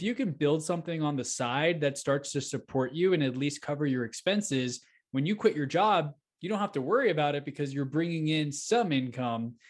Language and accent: English; Houston, Texas, United States; moved away as an adult; now in Denver, United States; I grew up in Houston, Texas, and Sugarland area